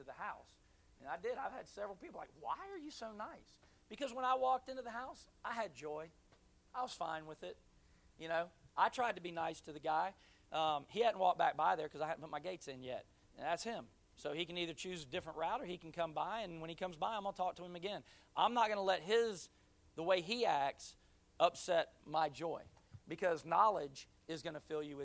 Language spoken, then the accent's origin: English; Pensacola, Florida, United States; moved away as an adult; now in Jacksonville, United States; I was born here in Jacksonville, NAS, but at three, my dad moved to his last duty station, which was Pensacola, so that's where I grew up. I call that my hometown still